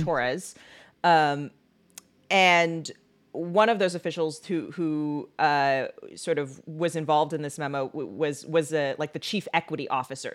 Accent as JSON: {"language": "English", "town": "Seattle", "region": "Washington", "country": "United States", "moved": "yes", "lives_now": "Illinois, United States", "said": "I'm from Seattle and there it just goes from smoky to rainy"}